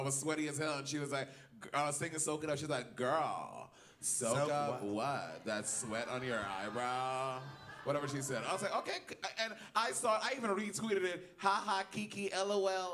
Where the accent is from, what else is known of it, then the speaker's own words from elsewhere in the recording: New York City, New York, United States; I'm from New York City